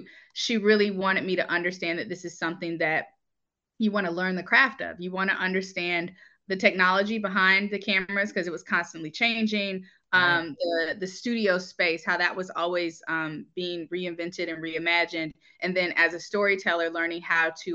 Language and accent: English; Atlanta, Georgia, United States; I'm originally from Atlanta, Georgia, and my mother was a local producer here